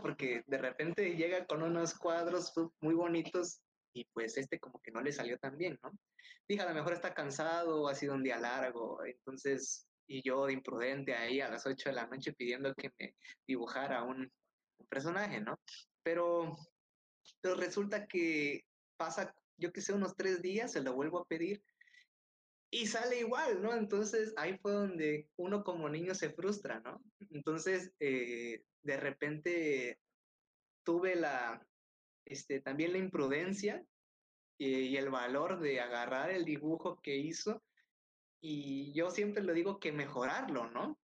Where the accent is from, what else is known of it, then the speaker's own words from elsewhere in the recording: Tonalá, Chiapas, Mexico; moved away; also born or lived in Tuxtla Gutiérrez; yo soy de Tonalá